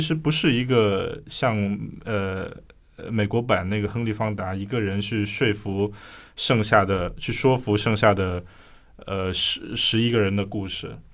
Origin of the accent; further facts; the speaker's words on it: Guangdong, China; 我广东人，然后我们小时候能收到香港的那个七十二分电影台